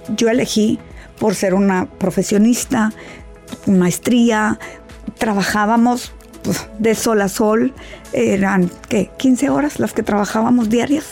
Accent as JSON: {"language": "Spanish", "country": "Mexico", "said": "yo que soy de México"}